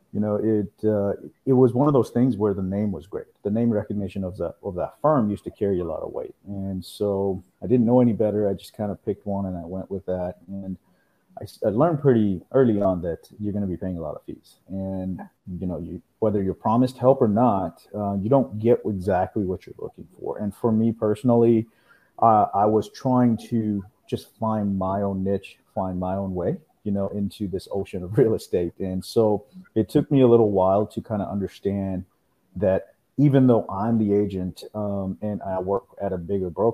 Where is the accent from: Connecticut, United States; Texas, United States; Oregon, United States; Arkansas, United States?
Texas, United States; Houston; also born or lived in India; I'm originally from India. I moved here when I was about 9 years old. Here, I'm in Houston, Texas, and I grew up here in Houston